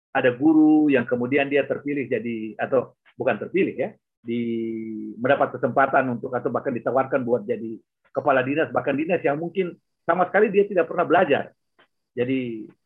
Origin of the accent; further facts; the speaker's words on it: Enarotali, Central Papua, Indonesia; Saya besar di Anarotali